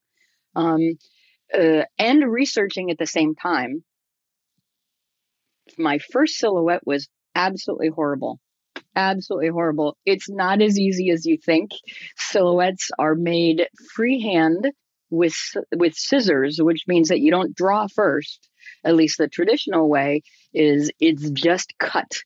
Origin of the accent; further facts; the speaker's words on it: Silver Spring, Maryland, United States; I grew up in Silver Spring, Maryland